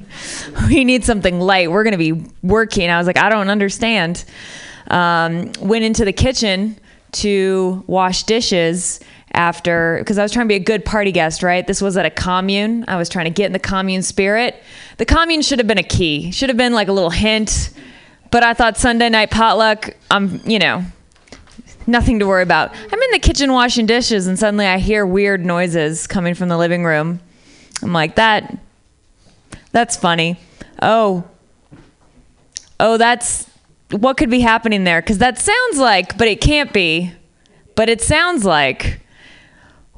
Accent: Midwest, United States; moved away as an adult; also born or lived in Syria; now in San Francisco, United States; I'm from the Midwest, moved to Syria

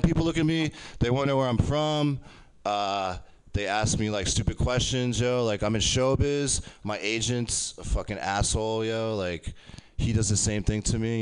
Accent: Poughkeepsie, New York, United States; also born or lived in Japan; I grew up in Poughkeepsie, you know, Poughkeepsie area?

